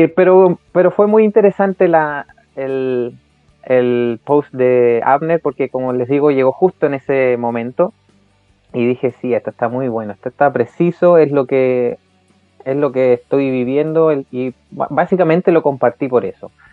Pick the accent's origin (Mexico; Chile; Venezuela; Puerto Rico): Chile